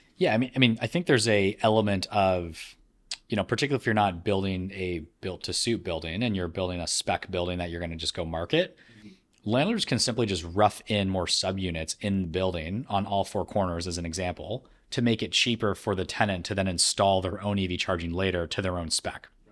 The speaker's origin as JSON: {"language": "English", "country": "Canada", "tie": "born or raised there", "said": "being born and raised in Canada"}